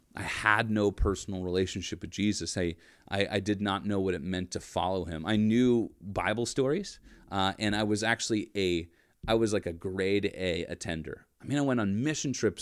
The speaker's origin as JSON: {"language": "English", "town": "Erie", "region": "Pennsylvania", "country": "United States", "tie": "born or raised there", "said": "I grew up in Erie, P"}